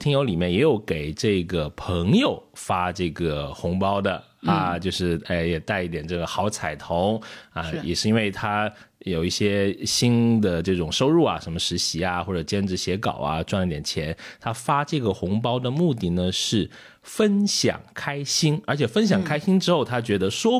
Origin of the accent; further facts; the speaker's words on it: China; 尤其是春节这样一个我们中国人觉得非常重要的节日